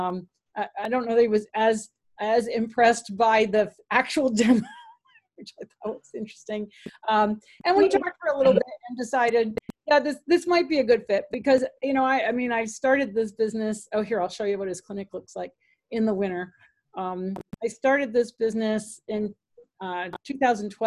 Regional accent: New England, United States; I'm from New England

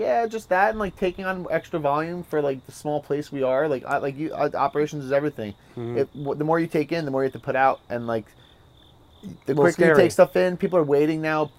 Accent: Point Pleasant, New Jersey, United States; I grew up in town. Like, I rode my bike everywhere.

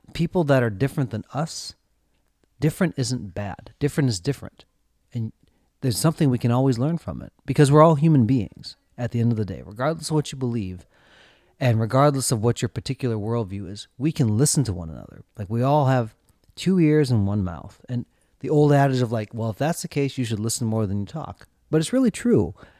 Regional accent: central Minnesota, United States; also born or lived in South Korea; Josh and I both grew up in central Minnesota

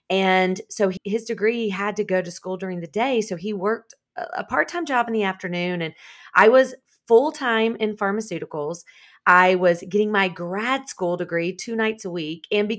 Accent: Columbia, South Carolina, United States; also born or lived in Charlotte, North Carolina; I'm actually from South Carolina, but about an hour and a half south, right outside of Columbia, South Carolina.

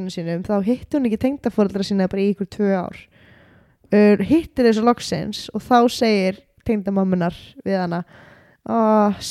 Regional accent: Greece; Icelandic is a second language; Ok Ok, ég er frá Gríklandi, kærasta minn er frá Pakistan

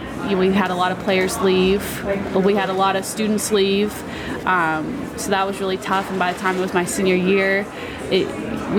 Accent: Pittsburgh, Pennsylvania, United States; accent: Pittsburgh; I'm from Pittsburgh. I've lived there my whole life

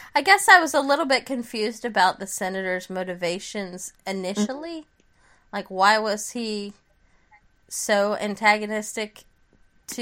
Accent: United States; as an American citizen

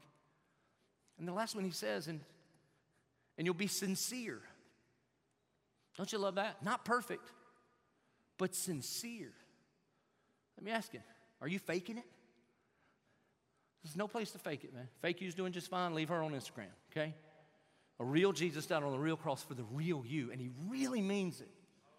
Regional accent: Southern, United States; Being Southern

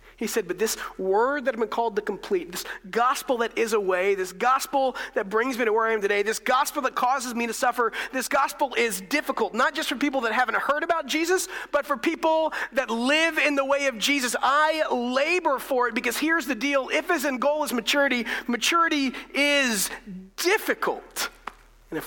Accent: United States; as Americans

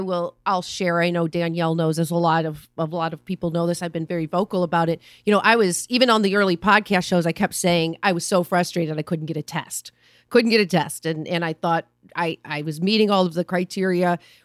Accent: Missouri, United States; Hey, I'm from Missouri. I'm in St. Louis right now.

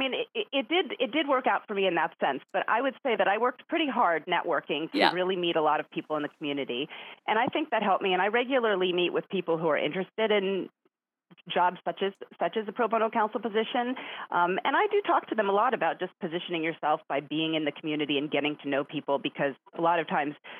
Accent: Los Angeles, California, United States; also born or lived in New York / Indiana; I was born in New York, which is where my family is from. My parents are both academics, or at least they became academics, which caused us to move around a bit. So I lived in Indiana for a bit when I was young and ended up moving to California.

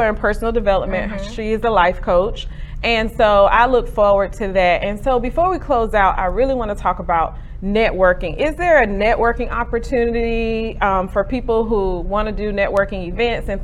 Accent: Garner, North Carolina, United States; I grew up in Garner

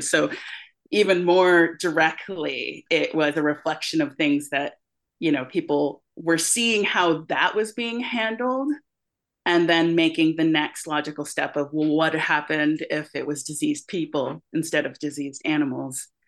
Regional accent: United States; we as American creators

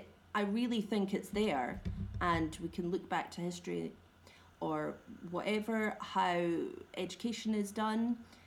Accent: Scotland, United Kingdom; As you know, I'm Scottish

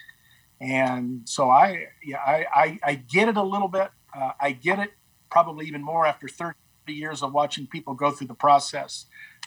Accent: Rialto, California, United States; moved away as an adult; now in Orem, United States; I grew up in Rialto, California, where we had a lot of LDS friends

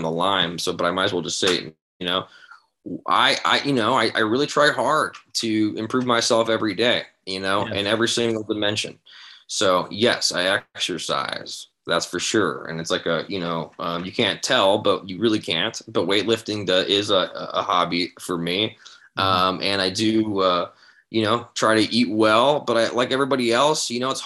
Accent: San Diego, California, United States; I grew up in San Diego, like skateboarding hardcore and all that stuff

